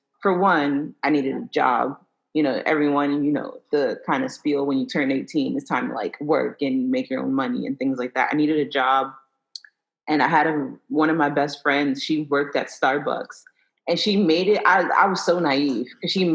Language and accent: English; New York City, New York, United States; I'm from Brooklyn, born and raised in Brooklyn.